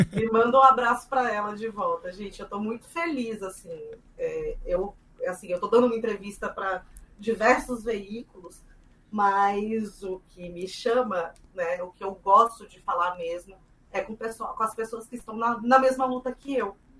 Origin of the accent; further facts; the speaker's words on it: Mato Grosso do Sul, Brazil; eu sou do Mato Grosso do Sul também